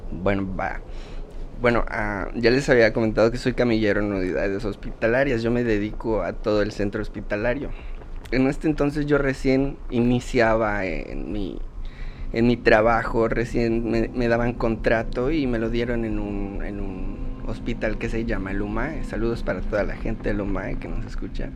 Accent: Yucatán, Mexico; soy yucateco orgullosamente

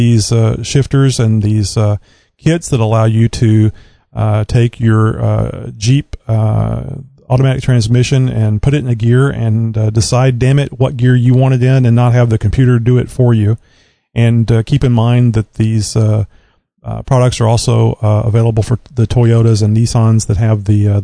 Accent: Southeast Texas, United States; I'm from Texas. I was born here. I've lived my entire life in Southeast Texas

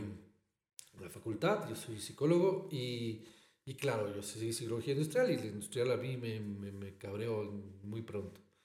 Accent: Ecuador; also born or lived in Barcelona, Spain; ser ecuatorianos

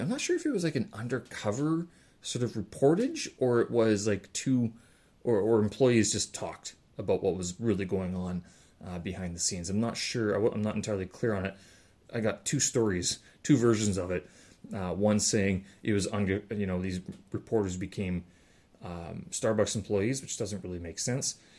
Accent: Winnipeg, Manitoba, Canada; moved away; my hometown

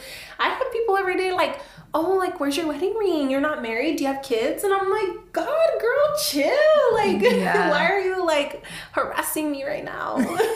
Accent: United States; Like I identify as an American, yeah. obviously, but I look hella Hispanic, so you know, like mm-hmm. Mexican American.

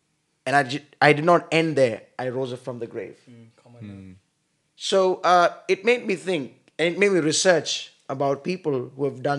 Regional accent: India; I am from India, and I pastor a church in New Delhi district of the Church of Pentecost.

